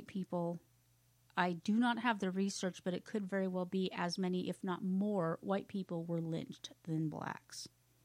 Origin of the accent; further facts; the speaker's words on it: Pacific Northwest, United States; I grew up in the Pacific Northwest.